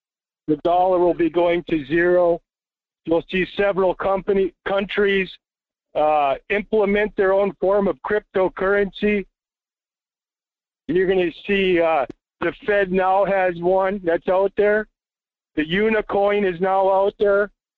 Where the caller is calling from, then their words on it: Las Vegas, Nevada, United States; Yeah, buenos dias, Michael. … from Las Vegas.